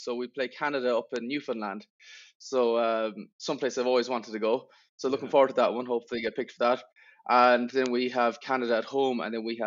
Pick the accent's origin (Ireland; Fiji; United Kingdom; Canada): Ireland; Aran Islands, Connacht; now in Salt Lake City, United States; I'm from the Aran Islands